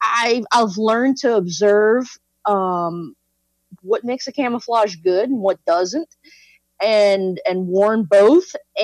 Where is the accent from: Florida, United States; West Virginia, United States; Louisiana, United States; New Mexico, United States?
Louisiana, United States; South; I grew up in South Louisiana as a person that hunts and fishes